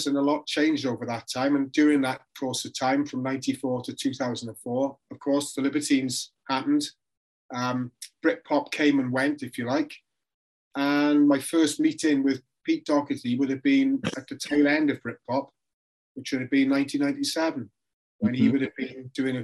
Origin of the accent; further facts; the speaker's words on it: Port Talbot, Wales, United Kingdom; moved away as an adult; also born or lived in London; I'm from South Wales, from a little town called Portobello, which is famous for people like Richard Burton, Anthony Hopkins, and later Michael Sheen